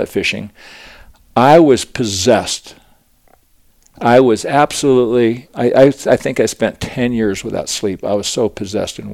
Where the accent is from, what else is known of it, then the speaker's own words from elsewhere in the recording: Aspen, Colorado, United States; growing up in Aspen, I was just a kind of a little wild child, and it was great because Aspen was such a great town to grow up